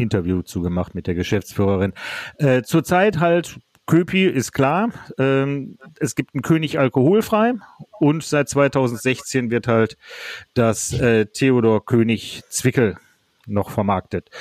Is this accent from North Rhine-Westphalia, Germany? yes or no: yes; Duisburg, North Rhine-Westphalia, Germany; now in Krefeld, Germany; ich bin gebürtiger Duisburger, aber ich wohne in Krefeld